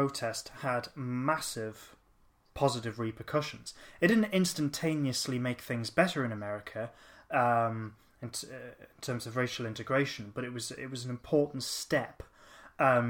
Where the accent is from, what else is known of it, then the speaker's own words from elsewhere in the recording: Newcastle upon Tyne, North East England, United Kingdom; we're from Newcastle